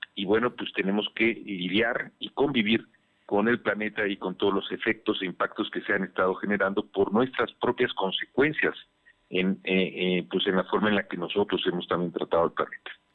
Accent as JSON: {"language": "Spanish", "region": "Puebla", "country": "Mexico", "said": "como poblanos, como mexicanos"}